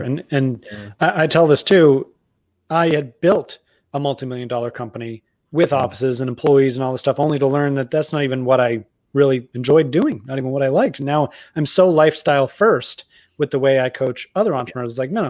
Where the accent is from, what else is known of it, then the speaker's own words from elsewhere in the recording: Massachusetts, United States; I grew up outside of Boston, though my accent is, as you can hear, not present. So maybe Bostonians would be ashamed of me.